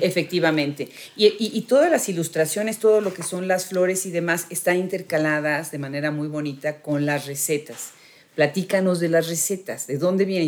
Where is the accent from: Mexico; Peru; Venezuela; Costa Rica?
Mexico; a nuestras tradiciones, a nuestros orígenes como mexicanos